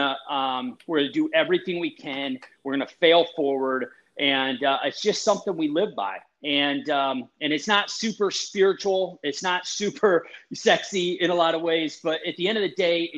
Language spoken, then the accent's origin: English; Wisconsin, United States; now in Michigan, United States; I was born in Wisconsin